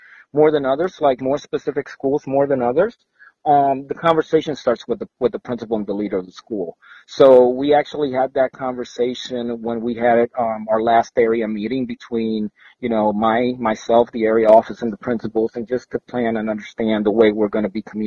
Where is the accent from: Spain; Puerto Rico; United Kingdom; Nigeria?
Puerto Rico; moved away as an adult; now in Florida, United States; I was born in Puerto Rico, and I had a 3-year stint here in Florida when I was from the age 6 to 9. Then I went back home